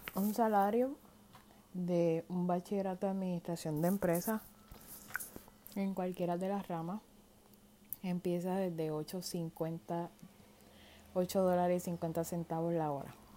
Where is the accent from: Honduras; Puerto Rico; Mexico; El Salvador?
Puerto Rico; moved away as an adult; now in United States; Yo soy nacida y criada en Puerto Rico hace 25 años atrás. Tuve que mudar a los Estados Unidos porque no me quedo de otra.